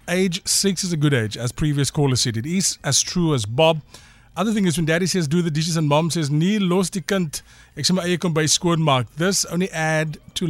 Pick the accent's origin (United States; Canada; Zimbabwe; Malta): Zimbabwe; I'm British, Zimbabwean.